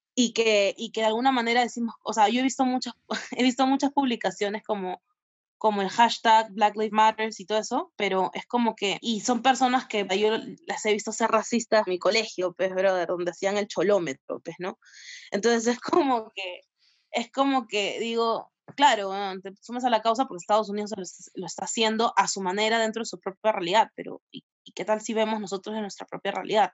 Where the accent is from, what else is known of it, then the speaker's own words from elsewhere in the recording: Peru; como peruanos o peruanes